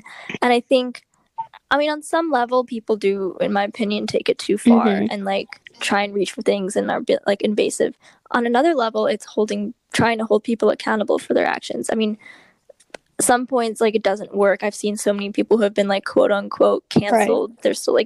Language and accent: English; Berkeley, California, United States; we're from the Bay Area, we're from like, it was like Berkeley area